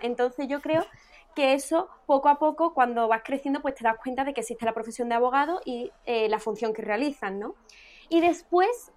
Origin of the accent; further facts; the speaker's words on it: Écija, Andalusia, Spain; Yo soy de Écija